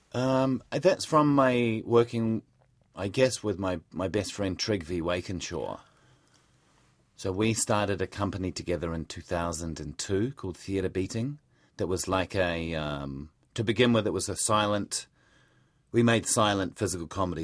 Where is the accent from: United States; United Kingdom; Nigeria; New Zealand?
New Zealand; Palmerston North, Manawatū-Whanganui; moved away as an adult; also born or lived in Melbourne, Australia; I was born just outside of Palmerston North